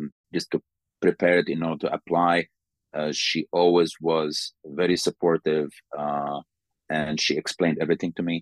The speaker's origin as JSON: {"language": "English", "country": "Sudan", "moved": "as an adult", "lives_now": "Slovakia", "said": "I'm from Sudan."}